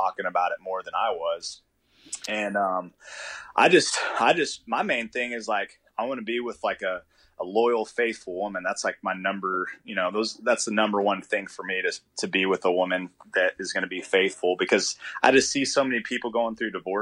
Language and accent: English; Dallas, Texas, United States; now in Fort Worth, United States; I'm originally from Dallas. I lived there my whole life